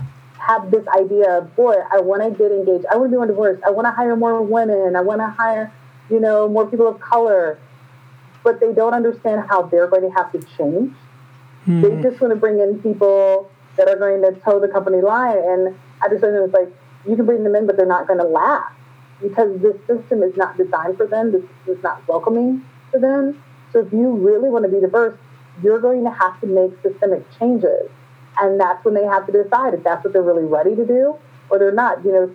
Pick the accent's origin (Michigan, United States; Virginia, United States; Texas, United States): Michigan, United States; Flint; I'm from Flint, Michigan.